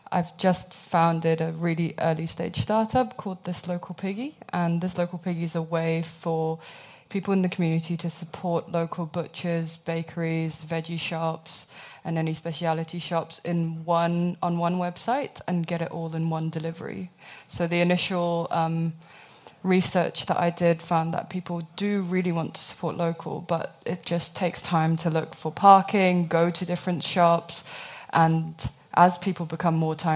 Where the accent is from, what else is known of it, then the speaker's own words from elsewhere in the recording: Hong Kong; moved away; also born or lived in United Kingdom; I grew up in Hong Kong, um, and then I moved to the UK, which hence the accent. Um, and then I moved here two and a half years ago.